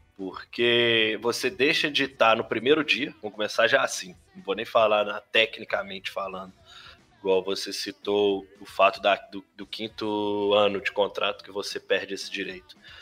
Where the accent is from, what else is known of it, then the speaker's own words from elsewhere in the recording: Belo Horizonte, Minas Gerais, Brazil; eu que sou de Belo Horizonte